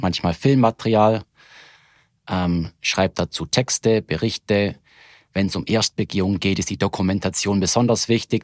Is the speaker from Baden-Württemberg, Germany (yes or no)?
yes; Reutlingen, Baden-Württemberg, Germany; ich komme aus Reutling und dort aus der römer Schanzsiedlung